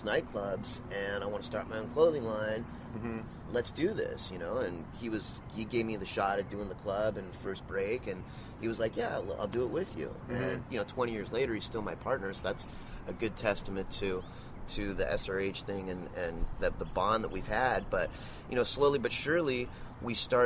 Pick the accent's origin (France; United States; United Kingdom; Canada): United States; Southern California; I grew up in Southern California. You know, I was born and raised here